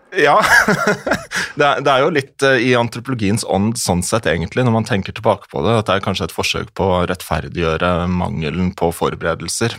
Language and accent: Norwegian; Møre og Romsdal, Norway; jeg er jo fra Romsdal